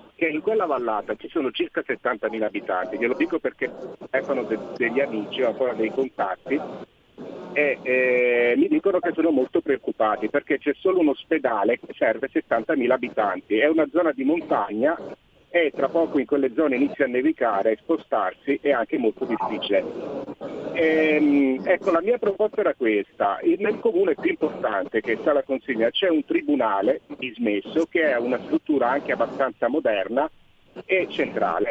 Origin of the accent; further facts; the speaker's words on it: Sala Consilina, Campania, Italy; now in province of Brescia, Italy; Io sono originario della provincia di Salerno, ehm, eh, del Vallo di Diano, ecco, di Sala Consina.